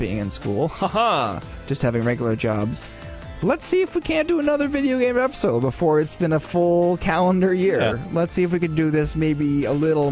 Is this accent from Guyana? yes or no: no; Canada; we are good Canadian boys.